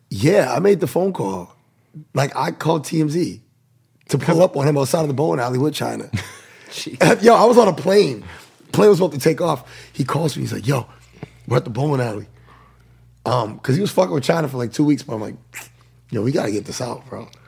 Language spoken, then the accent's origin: English; New Bedford, Massachusetts, United States; moved away; also born or lived in Florida; I'm from New Bedford, Massachusetts, man. Um, it's like 40 minutes south of Boston